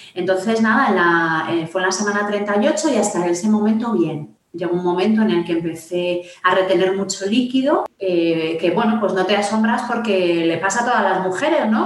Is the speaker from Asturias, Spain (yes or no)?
no; Madrid, Community of Madrid, Spain; vivo en Madrid, soy de Madrid